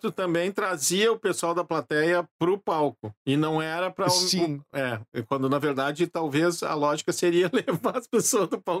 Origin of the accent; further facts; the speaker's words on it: Gravataí, Rio Grande do Sul, Brazil; now in Porto Alegre, Brazil; Nasci em Porto né? Alegre, mas uh, vivi em Gravataí até meus 19 anos